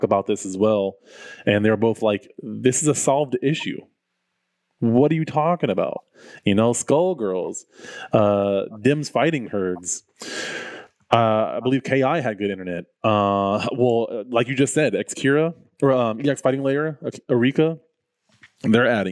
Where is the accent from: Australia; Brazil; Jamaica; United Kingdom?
Jamaica; I'm Jamaican